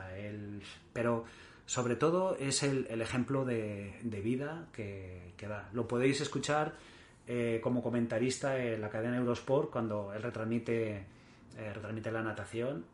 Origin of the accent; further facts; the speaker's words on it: Mallorca, Balearic Islands, Spain; also born or lived in Barcelona; Yo nací en Barcelona y con, un año y poco me llevaron a, mis padres a, vivir a Mallorca y, llevo toda la vida allí